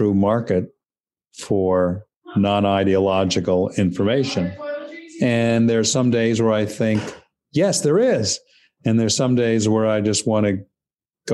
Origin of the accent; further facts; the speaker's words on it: New York City, New York, United States; I grew up in New York City